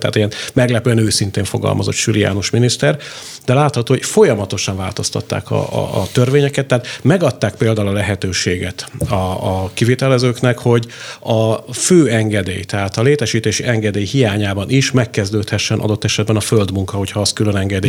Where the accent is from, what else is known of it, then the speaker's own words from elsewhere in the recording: Pécs, Baranya, Hungary; én pécsiként